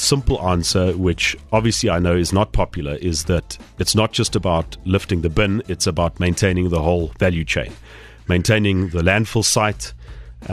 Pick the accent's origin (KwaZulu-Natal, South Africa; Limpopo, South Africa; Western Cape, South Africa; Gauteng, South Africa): Limpopo, South Africa; Phalaborwa; now in Pretoria, South Africa; growing up in Palaborwa.